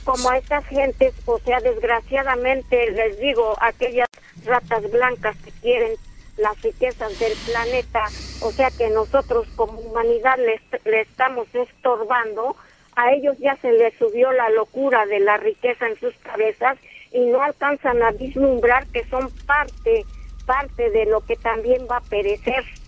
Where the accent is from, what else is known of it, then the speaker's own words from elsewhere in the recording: Oaxaca, Mexico; moved away as an adult; hace años antes de salir de Oaxaca, de mi pueblo, yo salí del 2011